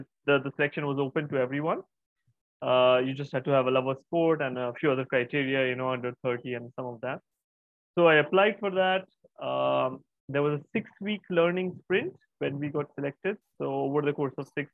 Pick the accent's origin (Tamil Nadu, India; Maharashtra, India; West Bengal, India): West Bengal, India; Kolkata; I'm from Kolkata in India.